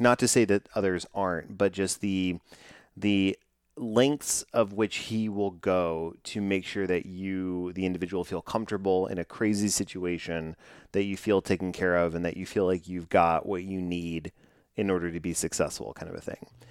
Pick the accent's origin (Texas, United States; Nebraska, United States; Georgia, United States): Texas, United States; my hometown here in Texas